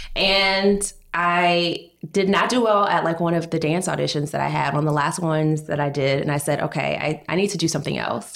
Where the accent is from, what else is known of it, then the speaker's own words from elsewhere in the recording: Georgia, United States; now in New York, United States; I'm from Georgia.